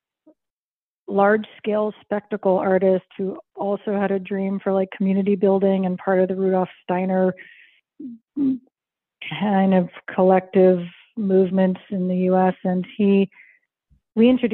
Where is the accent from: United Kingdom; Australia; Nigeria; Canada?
Canada; Montreal, Quebec; moved away as an adult; now in Hudson, United States; being born and raised in Montreal